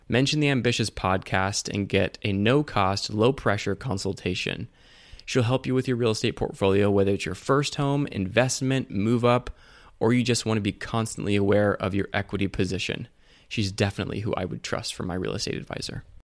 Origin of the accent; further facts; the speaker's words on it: Ashland, Oregon, United States; also born or lived in Sacramento, California / Utah / Las Vegas, Nevada; we moved to Oregon. So Oregon's kind of my home